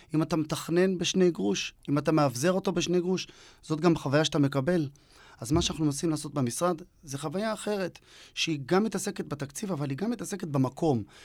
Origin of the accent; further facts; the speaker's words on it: the northern periphery of Israel, Northern Israel, Israel; moved away; אני במקור לא מפה, לא ממרכז הארץ. אני בפריפריה הצפונית.